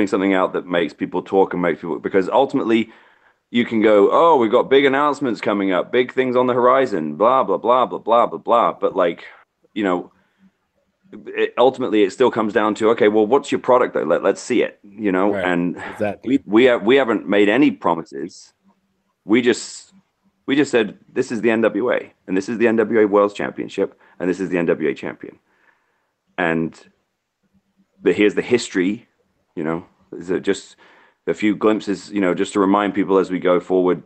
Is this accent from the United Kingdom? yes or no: yes; United Kingdom; now in Virginia, United States; I'm British